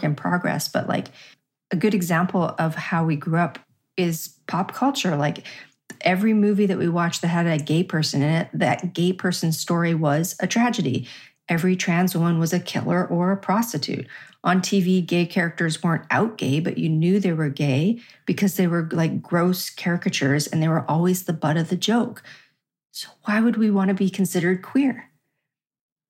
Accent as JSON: {"language": "English", "town": "Regina", "region": "Saskatchewan", "country": "Canada", "tie": "born or raised there", "said": "growing up in Regina, Saskatchewan in the 80s"}